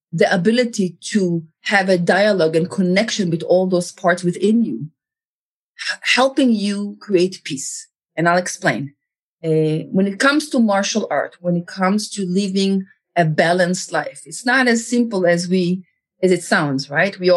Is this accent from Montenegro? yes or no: no; Israel; moved away; I was born in Israel. I grew up in Israel.